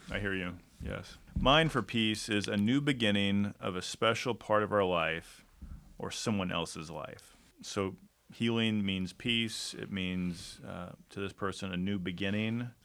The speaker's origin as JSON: {"language": "English", "town": "Detroit", "region": "Michigan", "country": "United States", "tie": "born or raised there", "moved": "yes", "said": "I was born in Detroit"}